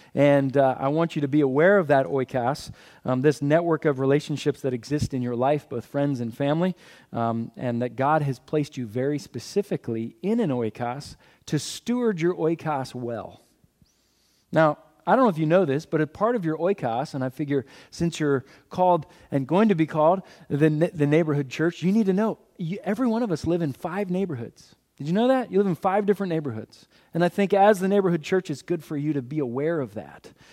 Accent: Philadelphia, Pennsylvania, United States; I'm from Philadelphia.

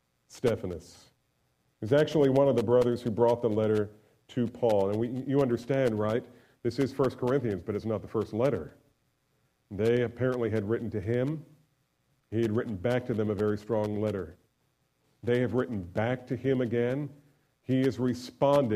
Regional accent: New Jersey, United States; I grew up in New Jersey

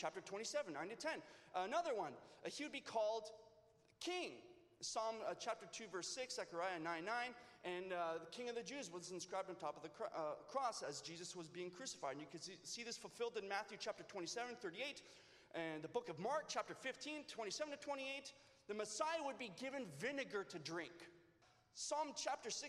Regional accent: Leamington, Ontario, Canada; also born or lived in California; I am now from Leamington.

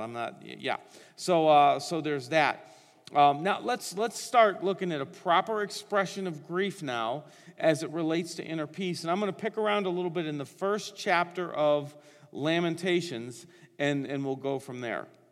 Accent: Northeastern Ohio, United States; I was born and raised in Northeastern Ohio

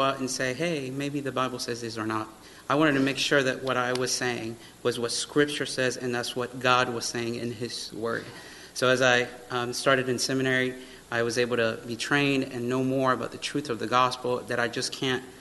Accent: Miami, Florida, United States; moved away; I grew up here in Miami, and then we moved up here.

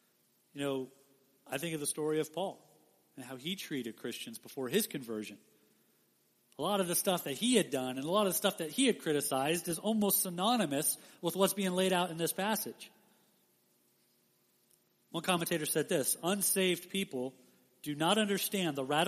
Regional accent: Las Vegas, Nevada, United States; I grew up in Las Vegas my whole life

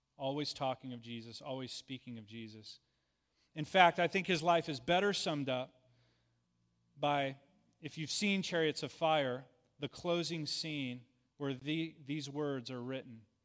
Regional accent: United States; being an American citizen

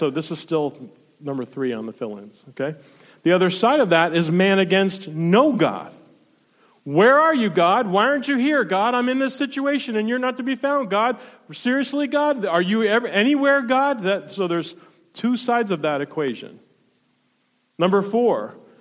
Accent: South Florida, United States; now in Ohio, United States; I grew up in South Florida

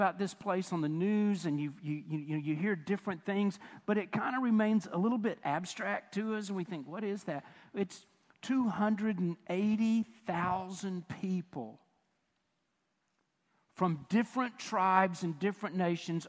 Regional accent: United States; we, not just as Americans, but even as American Christians

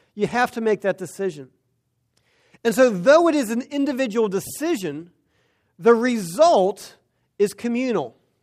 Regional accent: United States; We as Americans, as American Christians

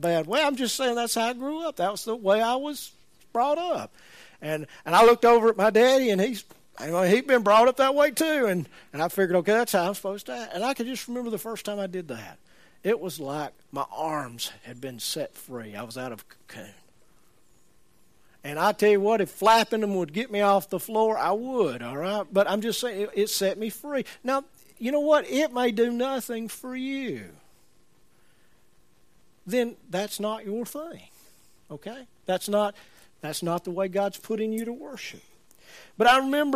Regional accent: Birmingham, Alabama, United States; I'm from Birmingham.

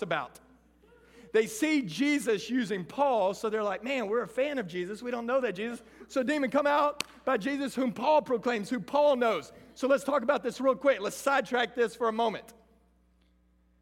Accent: Lorena, Texas, United States; I grew up in Lorena, Texas, a little small 3A school

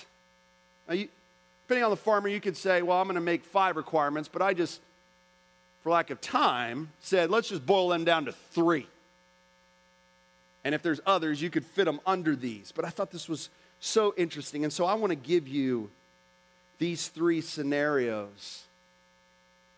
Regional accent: Orlando, Florida, United States; I'm from Orlando, Florida

